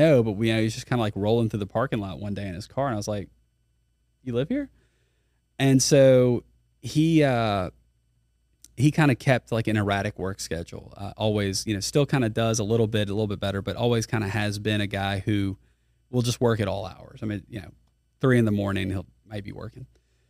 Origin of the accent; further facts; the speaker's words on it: Baton Rouge, Louisiana, United States; I am from Baton Rouge. Went to Dunham for a while. Finished at U High.